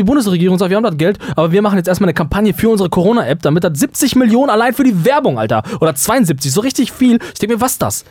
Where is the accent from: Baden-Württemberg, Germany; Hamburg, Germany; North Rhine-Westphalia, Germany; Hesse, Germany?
North Rhine-Westphalia, Germany; wir kommen ja aus Nordrhein-Westfalen